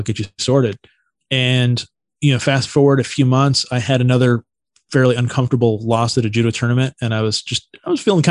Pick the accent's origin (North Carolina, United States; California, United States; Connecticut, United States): California, United States; Santa Cruz; I grew up in Santa Cruz, which was like a really iconic surf town in Northern California.